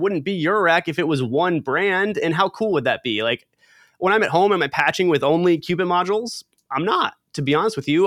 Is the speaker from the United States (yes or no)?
yes; Southern California, United States; growing up in Southern California